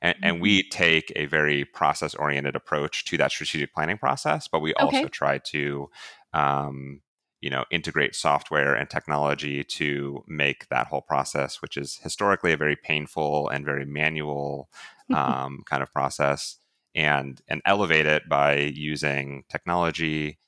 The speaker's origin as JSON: {"language": "English", "region": "Ohio", "country": "United States", "tie": "born or raised there", "said": "I grew up originally in Northeast Ohio and, mm-hmm. and came to Ohio University in Southeast Ohio and have made that my home."}